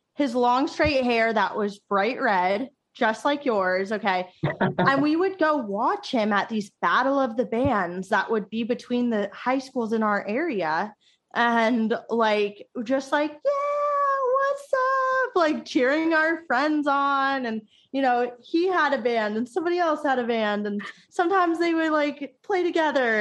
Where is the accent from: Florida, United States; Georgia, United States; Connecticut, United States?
Florida, United States; our high school growing up in Florida